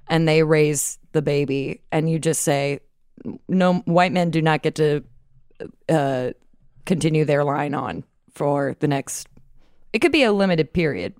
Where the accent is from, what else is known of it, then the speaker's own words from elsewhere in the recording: Atlanta, Georgia, United States; now in New York, United States; I grew up in Atlanta